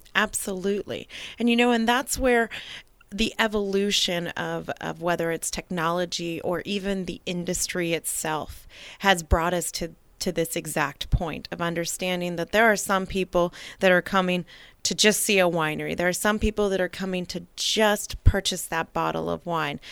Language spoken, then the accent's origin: English; Napa, California, United States; also born or lived in St. Helena; now in American Canyon, United States; having been born and raised in Napa